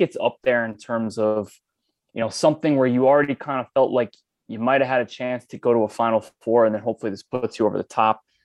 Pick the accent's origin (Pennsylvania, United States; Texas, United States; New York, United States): New York, United States; I grew up in New York